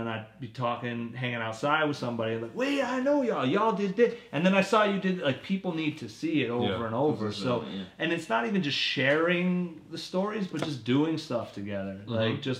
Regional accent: New Hampshire, United States; moved away as an adult; now in Boston, United States; I'm still from New Hampshire, living

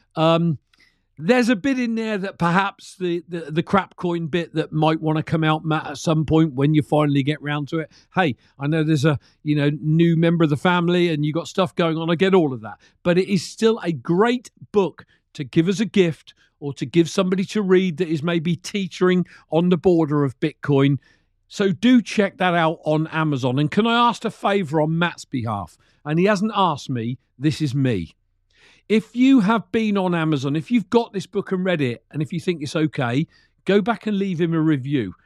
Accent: United Kingdom; a regular Brit that drove trucks for many years of his life

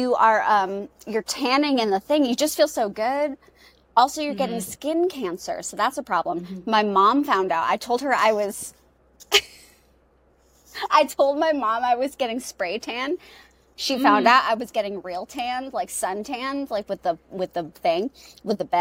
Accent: New England, United States; moved away; also born or lived in New York; Nicole and I grew up in New England, where it's very cold in the winter

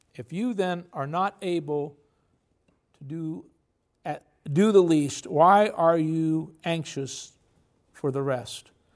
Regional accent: United States; we're very patriotic. We're American.

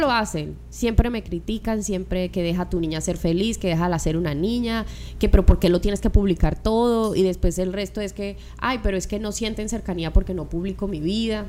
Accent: Colombia; now in Miami, United States; estoy con el corazón en Colombia y estoy con el cuerpo acá en Miami

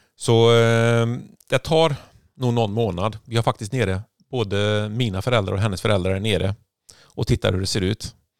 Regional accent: Sweden; moved away; som enda svensk

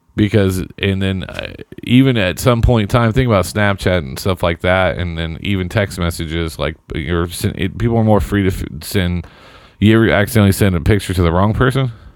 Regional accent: Seymour, Indiana, United States; my hometown of Seymour

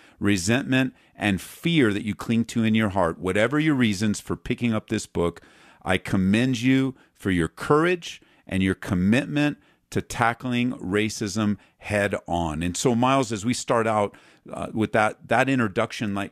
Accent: Southern California, United States; moved away as an adult; now in Denver, United States; I grew up in Southern Cal

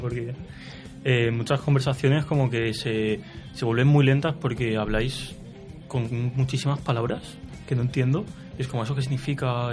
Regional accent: Madrid, Community of Madrid, Spain; moved away as an adult; now in Chile; venimos de Madrid

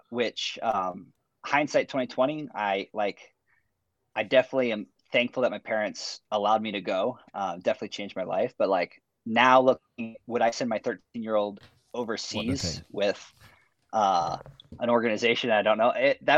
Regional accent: Phoenix, Arizona, United States; also born or lived in Merritt Island, Florida; I was born and raised here in Phoenix, Arizona

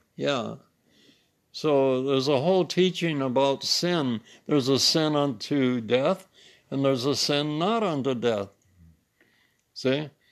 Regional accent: United States; I'm German French, but I'm really American. I'm not really German French

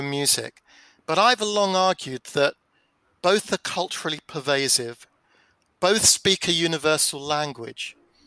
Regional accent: London, United Kingdom; growing up in South London during the 1970s

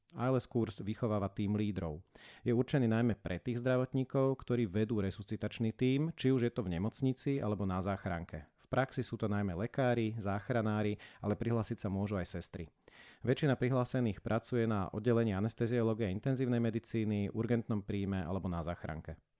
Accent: Bratislava, Bratislava Region, Slovakia; Ja som sa teda z Bratislavy nepohol až uh, takmer do skončenia školy a na základku som začal chodiť o jednu ulicu vedľa

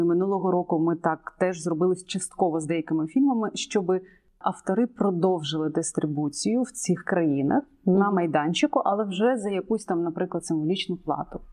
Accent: Ukraine; Я українська болгарка

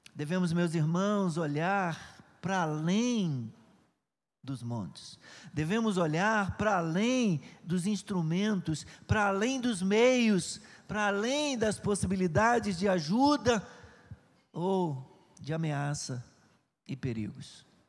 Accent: Nova Iguaçu, Rio de Janeiro, Brazil; já morava aqui em Nova Iguaçu, sempre eu né, nasci ali em Santa Eugênia

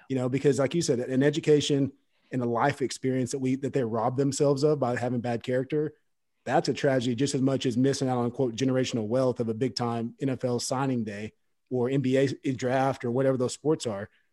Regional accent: Fort Gibson, Oklahoma, United States; I grew up in Fort Gibson, Oklahoma

